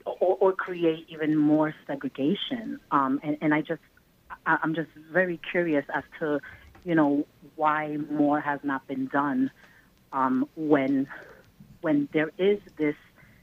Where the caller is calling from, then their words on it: Queens, New York, United States; I'm from Queens, New York.